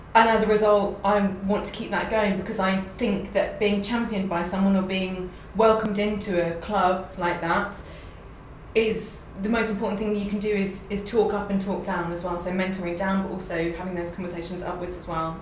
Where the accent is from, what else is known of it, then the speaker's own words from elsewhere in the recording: London, United Kingdom; as a Londoner